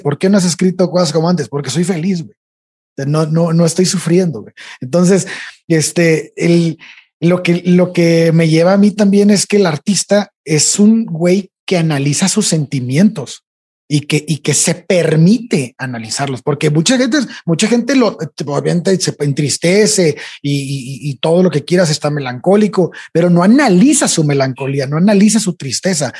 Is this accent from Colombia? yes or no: no; Tampico, Tamaulipas, Mexico; moved away as an adult; Yo, yo soy de Tampico, entonces cuando estaba en Tampico, hay un tiempo en que me fui